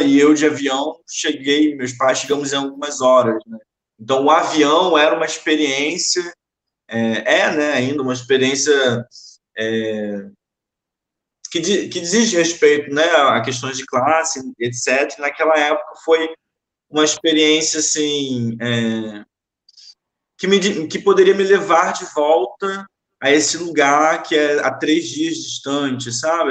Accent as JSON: {"language": "Portuguese", "town": "Nova Iguaçu", "region": "Rio de Janeiro", "country": "Brazil", "tie": "born or raised there", "also_born_or_lived": "Maré, Rio de Janeiro", "lives_now": "Rio de Janeiro, Brazil", "said": "eu nasci aqui no Rio, é, atualmente eu resido na Maré, nasci na Maré, mas fui criado muito tempo em Nova Iguaçu"}